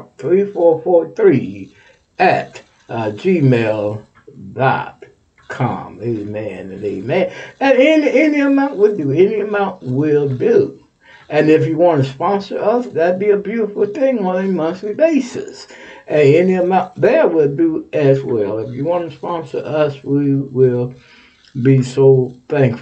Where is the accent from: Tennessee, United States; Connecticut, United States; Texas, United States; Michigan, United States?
Texas, United States; now in Ohio, United States; You my home state.